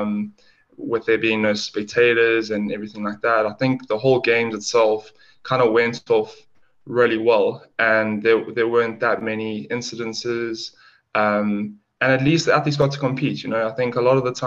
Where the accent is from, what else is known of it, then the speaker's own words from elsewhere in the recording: Durban, KwaZulu-Natal, South Africa; moved away as an adult; now in London, United Kingdom; I hail from South Africa in Durban, and recently moved to London about 2.5 years ago